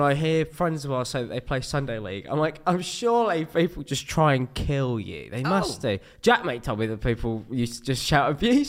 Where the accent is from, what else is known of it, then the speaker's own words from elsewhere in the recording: Bournemouth, South West England, United Kingdom; moved away as an adult; also born or lived in High Wycombe; now in London, United Kingdom; I was born in High Wycombe and then, you know, grew up in Bournemouth.